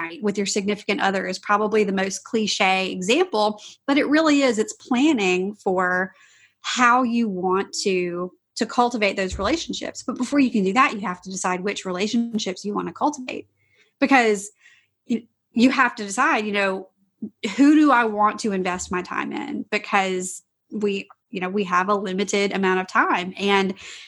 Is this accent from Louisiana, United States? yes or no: yes; Louisiana, United States; I'm from Louisiana